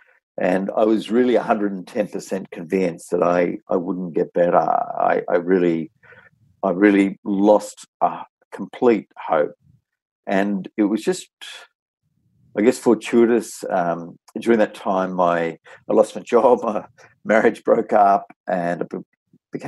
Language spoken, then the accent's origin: English; Taree, New South Wales, Australia; moved away as an adult; also born or lived in Sydney; I had a great childhood growing up in Taree in the north coast in New South Wales, and was a real country boy